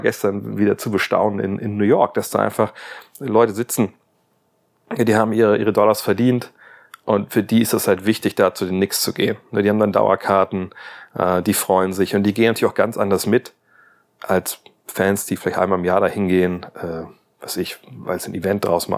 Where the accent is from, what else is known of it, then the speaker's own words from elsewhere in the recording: Wolfsburg, Lower Saxony, Germany; Werker halt, nennen wir das bei uns in Wolfsburg